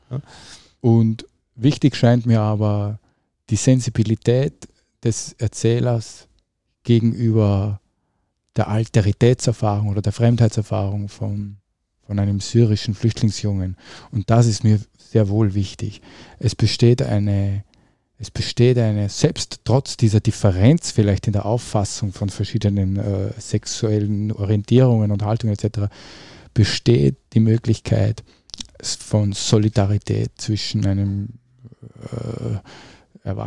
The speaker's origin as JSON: {"language": "German", "region": "Upper Austria", "country": "Austria", "tie": "born or raised there", "said": "in Oberösterreich, in dem Dorf, in dem ich aufgewachsen bin"}